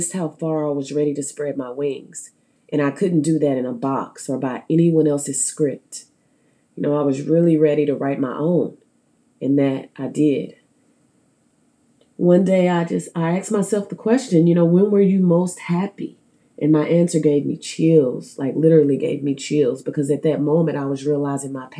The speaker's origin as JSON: {"language": "English", "town": "Stuttgart", "region": "Arkansas", "country": "United States", "tie": "born or raised there", "moved": "yes", "said": "raised in Stuttgart, Arkansas"}